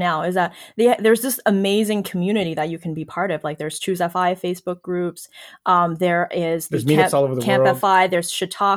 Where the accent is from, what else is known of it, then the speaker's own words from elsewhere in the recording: China; moved away; also born or lived in Toronto / Waterloo; my background growing up in China